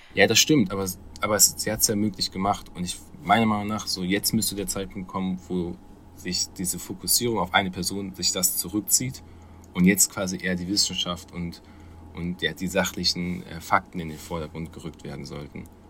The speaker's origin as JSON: {"language": "German", "country": "Germany", "said": "als Deutscher"}